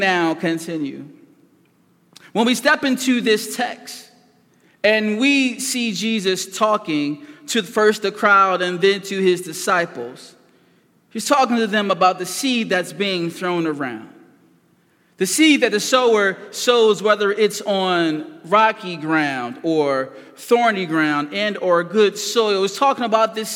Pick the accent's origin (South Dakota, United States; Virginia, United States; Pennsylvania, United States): Pennsylvania, United States; Philadelphia; I was raised in North Philadelphia